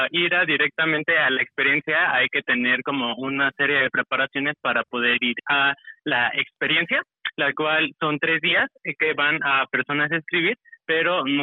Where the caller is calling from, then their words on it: Mexico City, Mexico; Eh, de Ciudad de México.